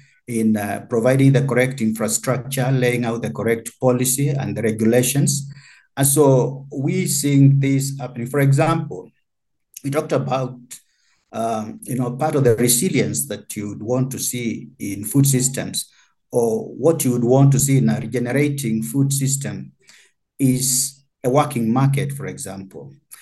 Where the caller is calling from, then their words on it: Kenya; For instance, in the Kenyan context, because I'm speaking from Kenya, we have had value chains that have largely benefited from that.